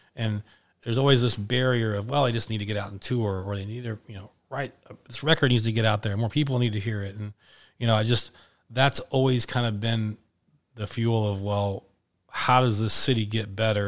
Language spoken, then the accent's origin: English; Indianapolis, Indiana, United States; my hometown